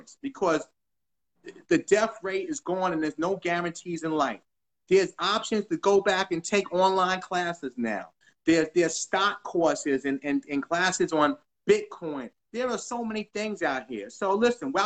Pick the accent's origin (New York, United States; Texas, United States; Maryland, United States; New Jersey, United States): New York, United States; New York City; I'm from New York. Like, we're both from New York. We're both from the Bronx